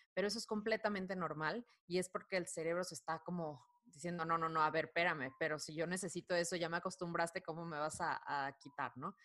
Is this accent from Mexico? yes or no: yes; Culiacán, Sinaloa, Mexico; now in Mexico City, Mexico; soy de Culiacán, Sinaloa, pero radico en, Ciudad de México ya hace algunos años